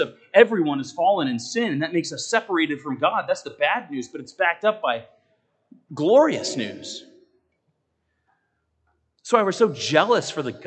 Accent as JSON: {"language": "English", "country": "United States", "also_born_or_lived": "Naples, Italy", "said": "as an American"}